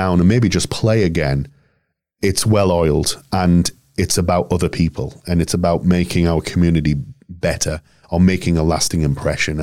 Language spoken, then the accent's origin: English; Yorkshire and the Humber, United Kingdom; moved away as an adult; also born or lived in London; now in Nebraska, United States; I'm back in Yorkshire, where it all began.